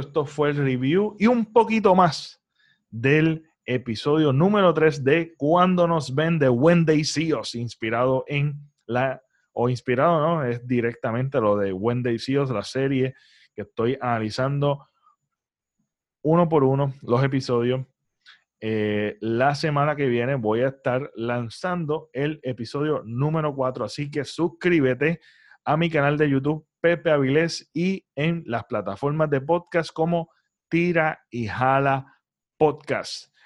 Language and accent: Spanish; Puerto Rico; nosotros como boricuas